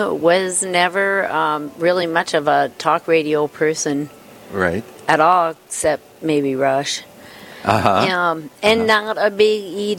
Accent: Aberdeen, South Dakota, United States; also born or lived in Iowa City; now in Bismarck, United States; We grew up in Aberdeen, both of us did.

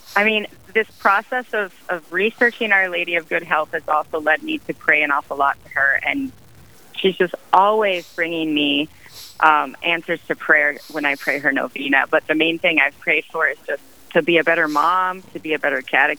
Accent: Midwest, United States; moved away; also born or lived in Houston / Canada; I'm from the Midwest, and I'm a convert

